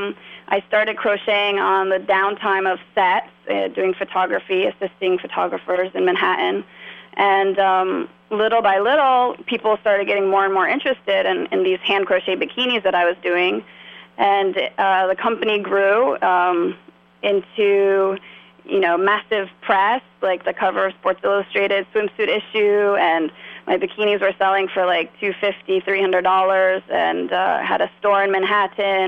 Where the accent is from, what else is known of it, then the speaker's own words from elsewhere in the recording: Australia; moved away as an adult; also born or lived in New York City, United States; now in Hyde Park, United States; I'm originally from Australia and have been in New York for about the past 10 years